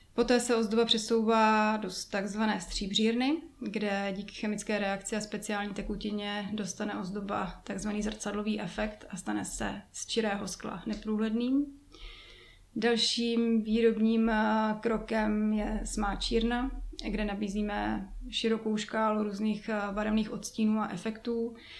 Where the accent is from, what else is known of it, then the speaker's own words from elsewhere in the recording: Jičín, Hradec Králové Region, Czechia; Já jsem původem z Čína